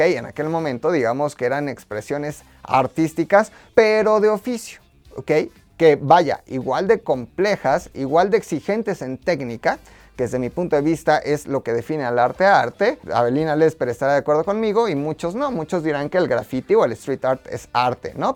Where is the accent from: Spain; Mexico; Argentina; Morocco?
Mexico